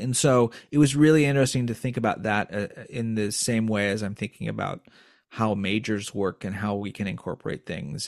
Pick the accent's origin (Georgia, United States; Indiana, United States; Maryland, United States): Indiana, United States; now in East Coast, United States; I grew up in Indiana